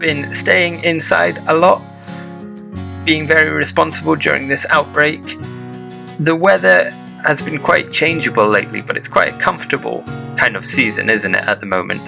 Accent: United Kingdom; now in Japan; as a Brit

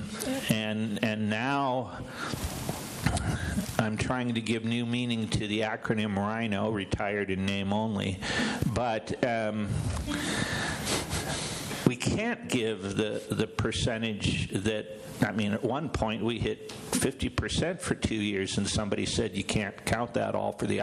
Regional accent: Illinois, United States; also born or lived in South Florida; now in Denver, United States; I was from Illinois

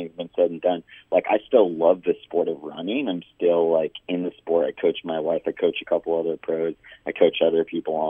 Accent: Big Bear Lake, California, United States; the lake in Big Bear, where I was living at the time and where I grew up in Southern California

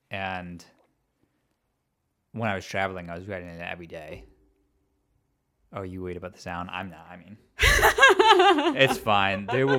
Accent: outside of Chicago, Illinois, United States; moved away; Well, I'm from outside of Chicago.

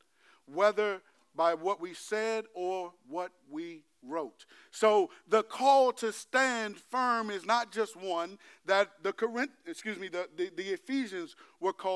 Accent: United States; I'm American

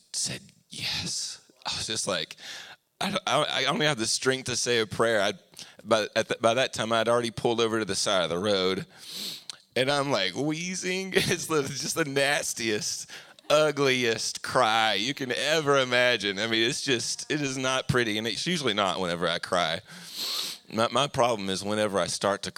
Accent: Anniston, Alabama, United States; we moved to Anniston, Oxford area, which is towards Atlanta, when I was 9 years old

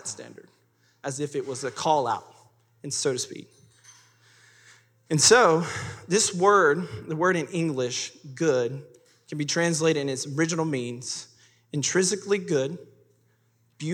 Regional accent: Madison, North Carolina, United States; I'm from Madison.

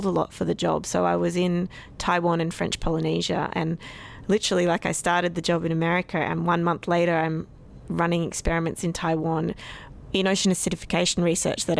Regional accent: Sydney, New South Wales, Australia; I'm initially from Sydney

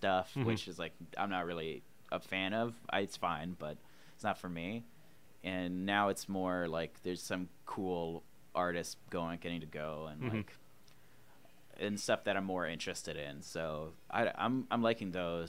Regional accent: Vancouver Island, British Columbia, Canada; moved away as an adult; now in Vancouver, Canada; I'm not from Vancouver originally. I'm from the island

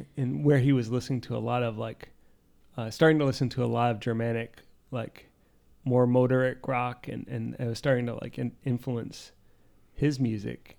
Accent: Poughkeepsie, New York, United States; I was born in Poughkeepsie

